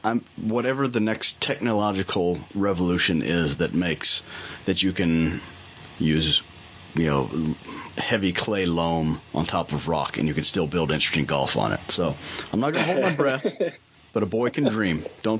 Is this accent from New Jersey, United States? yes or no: no; Bowling Green, Kentucky, United States; I grew up in Bowling Green, which is about 30 miles south of there